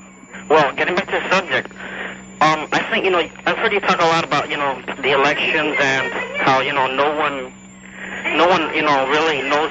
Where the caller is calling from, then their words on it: Miami, Florida, United States; I'm just a little nervous. Miami.